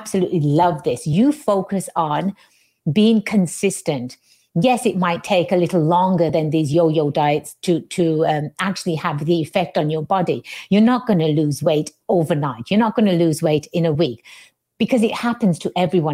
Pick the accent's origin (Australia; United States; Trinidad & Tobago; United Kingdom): United Kingdom; England; moved away; I'm born and raised in England